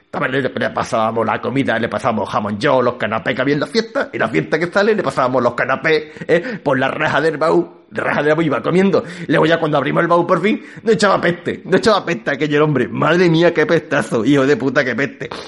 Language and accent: Spanish; Gibraltar; yo soy de Gibraltar, vosotros no sabéis que yo soy de Gibraltar … soy de Gibraltar.